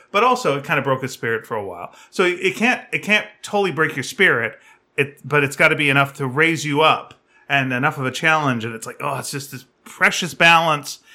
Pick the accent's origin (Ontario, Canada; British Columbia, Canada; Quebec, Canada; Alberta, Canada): British Columbia, Canada; Delta; moved away; when I was growing up in North Delta